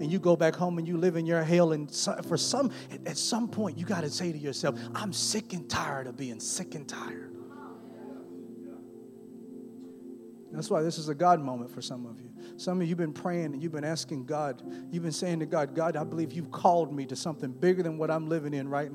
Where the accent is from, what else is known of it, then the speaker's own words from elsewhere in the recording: Newton, Mississippi, United States; I was born and raised in Newton, Mississippi, a little bit small town.